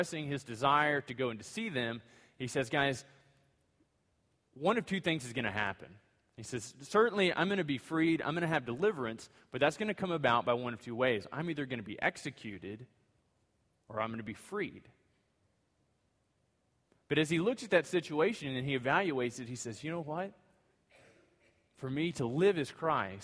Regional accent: United States; being an American citizen

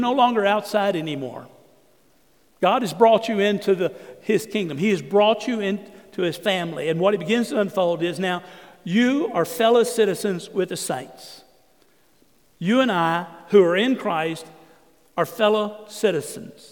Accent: Southeast Texas, United States; also born or lived in San Antonio; I grew up in Southeast Texas where there was only one race, and we were all white

